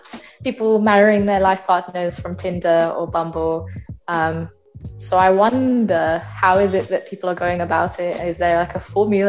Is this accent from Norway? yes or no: no; London, United Kingdom; moved away as an adult; So I'm born and raised in London, UK.